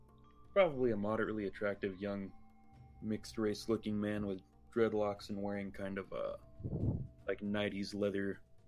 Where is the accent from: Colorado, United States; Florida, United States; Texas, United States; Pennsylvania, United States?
Texas, United States; El Paso; we are from El Paso, Texas.